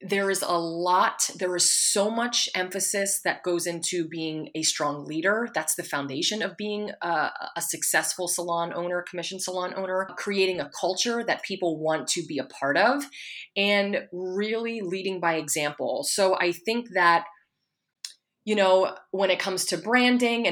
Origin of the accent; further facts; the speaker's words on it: Pennsylvania, United States; moved away; I'm from Pennsylvania.